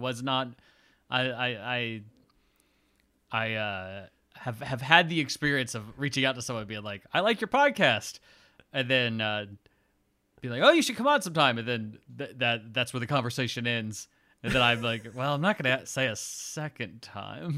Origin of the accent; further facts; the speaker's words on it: Lithia Springs, Georgia, United States; I was born in, uh, Lithia Springs, Georgia